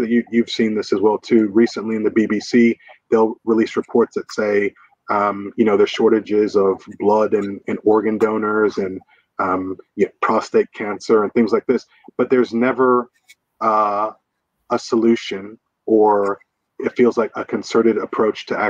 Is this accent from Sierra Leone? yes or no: no; United States; I'm from the States